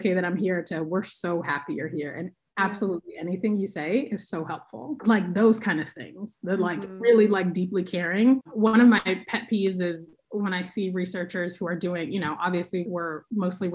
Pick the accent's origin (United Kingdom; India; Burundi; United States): United States; Oakland, California; I'm from Oakland. I live here now. I love my city.